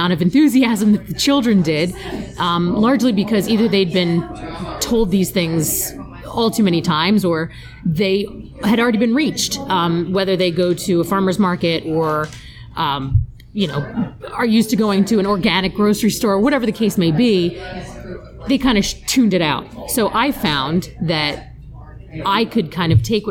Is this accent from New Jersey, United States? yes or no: yes; New Jersey, United States; now in Newtown, United States; my hometown in New Jersey